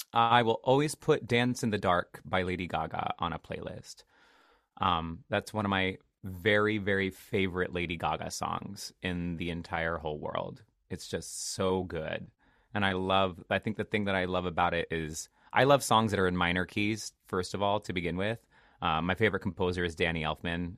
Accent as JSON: {"language": "English", "area": "Seattle area", "region": "Washington", "country": "United States", "tie": "born or raised there", "moved": "yes", "said": "I'm from the Seattle area. Um, I'm not from Seattle proper. Like I always say, I am from the middle of absolutely nowhere. I grew up in the middle of the woods"}